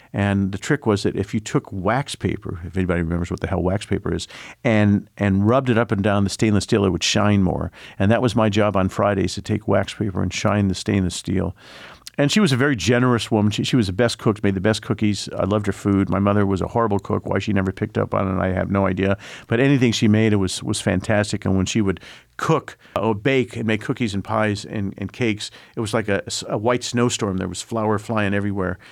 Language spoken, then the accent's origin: English; Indianapolis, Indiana, United States; I'm from Indianapolis